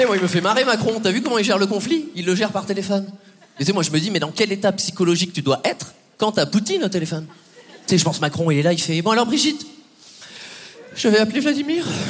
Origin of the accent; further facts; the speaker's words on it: Poitiers, Nouvelle-Aquitaine, France; j'ai 29 ans et moi, je viens de Poitiers.